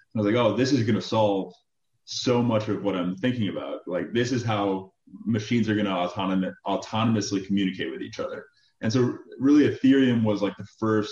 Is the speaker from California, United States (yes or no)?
no; Chicago, Illinois, United States; moved away; also born or lived in Michigan; Originally from Chicago. I grew up in the city of Chicago